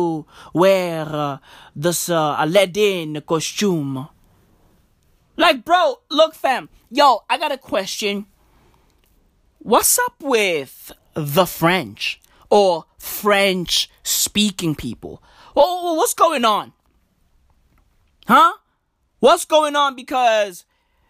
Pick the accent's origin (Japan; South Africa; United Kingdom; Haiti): South Africa; also born or lived in Canada; I'm in South Africa right now. I'm South African